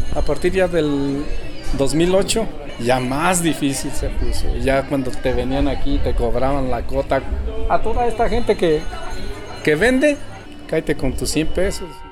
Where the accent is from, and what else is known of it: Cherán, Michoacán, Mexico; born or raised there